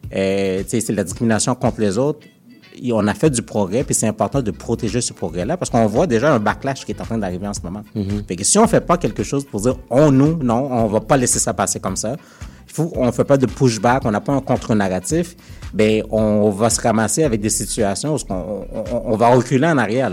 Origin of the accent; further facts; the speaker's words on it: Montreal, Quebec, Canada; je, suis né à Montréal, j'ai grandi à Montréal